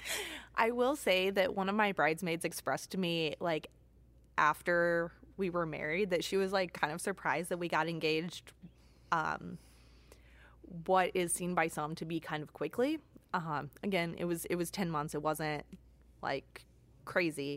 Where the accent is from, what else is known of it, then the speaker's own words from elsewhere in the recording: Southern Illinois, United States; moved away as an adult; now in Michigan, United States; I was born and raised in Southern Illinois. I moved to Michigan for an internship.